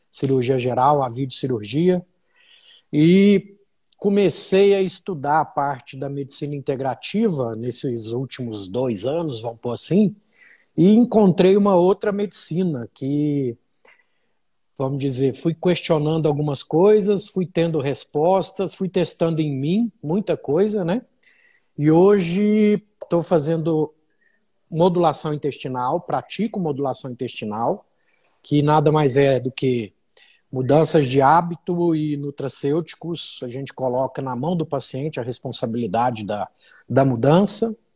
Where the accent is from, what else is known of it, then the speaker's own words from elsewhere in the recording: Uberlândia, Minas Gerais, Brazil; now in Brasília, Brazil; sou de Uberlândia, já estou em Brasília há mais de 10 anos.